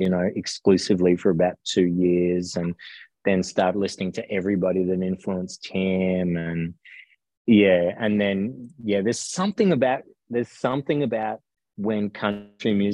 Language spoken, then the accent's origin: English; Melbourne, Victoria, Australia; also born or lived in South Gippsland; so I grew up in Melbourne and then moved to South Gippsland in about year 8 and a half, I think it was, of high school